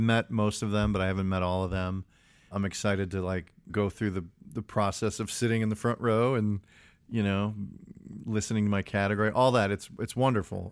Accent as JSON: {"language": "English", "town": "Chicago", "region": "Illinois", "country": "United States", "tie": "born or raised there", "said": "I grew up in Chicago"}